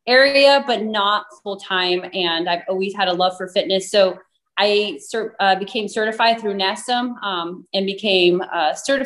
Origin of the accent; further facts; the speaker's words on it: Chino, California, United States; also born or lived in Fontana / Costa Mesa; I was born in Fontana, but I grew up in Chino pretty much my whole life